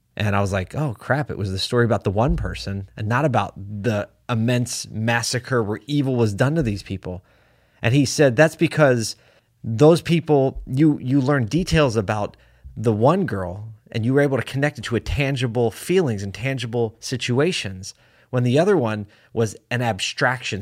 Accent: Syracuse, New York, United States; here in my hometown of Syracuse, New York

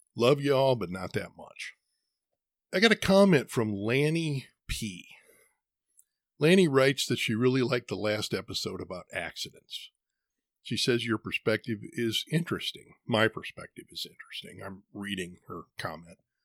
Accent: Midwest, United States; now in Arizona, United States; I was born and raised in the Midwest where winter can get brutal. There's a reason I don't live there anymore

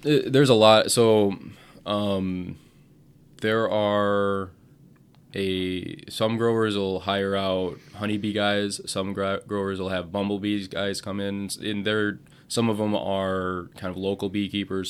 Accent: Portage, Wisconsin, United States; also born or lived in Madison, Wisconsin / Hot Springs, South Dakota; now in Wisconsin Rapids, United States; I grew up in Portage

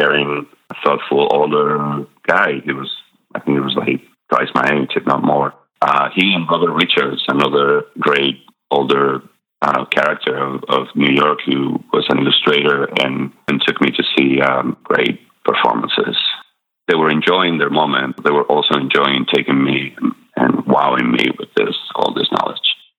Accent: Madrid, Community of Madrid, Spain; born or raised there; English is a second language; moved away as an adult; also born or lived in La Rioja, Spain; now in Durham, United States

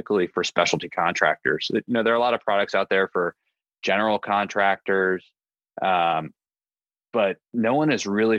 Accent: Annapolis, Maryland, United States; moved away as an adult; also born or lived in Delaware / San Francisco; I am originally from Annapolis, Maryland

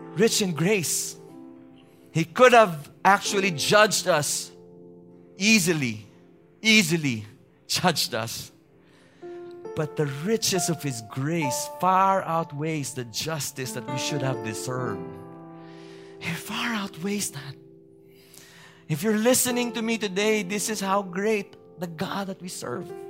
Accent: Baguio, Cordillera Administrative Region, Philippines; where I, I, I grew up with in Baguio City

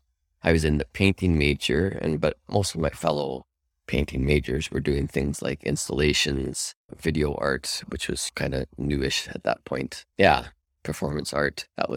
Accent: Calgary, Alberta, Canada; Calgary. And I went to Alberta College of Arts, where I went and did the 4-year program there.

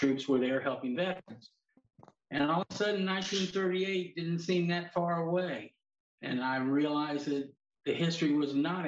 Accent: Illinois, United States; moved away as an adult; also born or lived in Charleston, South Carolina; I grew up in Illinois

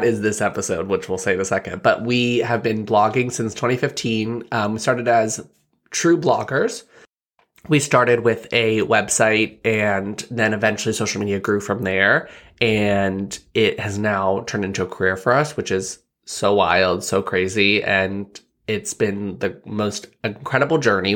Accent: Bellefonte, Pennsylvania, United States; I grew up in, uh, Belfont, P

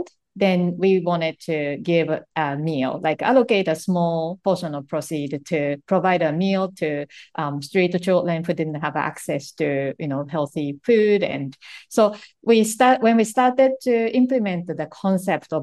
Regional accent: Japan; English is a second language; moved away as an adult; when I was growing up in Japan

